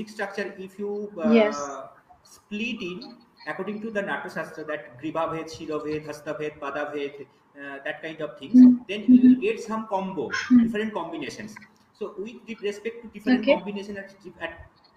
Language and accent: English; Tamluk, West Bengal, India; moved away as an adult; also born or lived in Kolkata, India; now in Chennai, India; at my hometown, Tomlup. Actually, I am from a very little small town. This is 80 kilometers far away from Calcutta city.